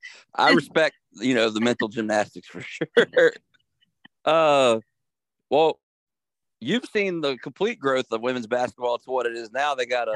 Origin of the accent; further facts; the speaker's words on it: Harrisonburg, Virginia, United States; moved away; So I'm from Harrisonburg.